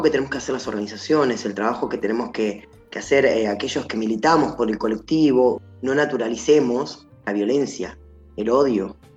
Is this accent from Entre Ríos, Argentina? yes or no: yes; Gualeguaychú, Entre Ríos, Argentina; moved away as an adult; also born or lived in Patagonia (the south); now in Buenos Aires, Argentina; nací en Gualeguaychú, Entre Ríos, 17 años viví en Buenos Aires, después me fui a vivir al sur, 5 años